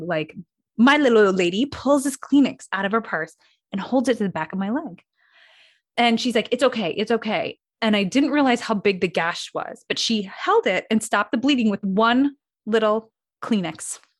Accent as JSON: {"language": "English", "region": "Midwest", "country": "United States", "tie": "born or raised there", "said": "I grew up in the Midwest."}